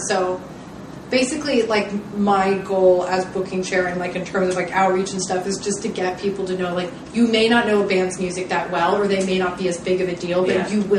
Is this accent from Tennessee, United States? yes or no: yes; Nashville, Tennessee, United States; I grew up in Nashville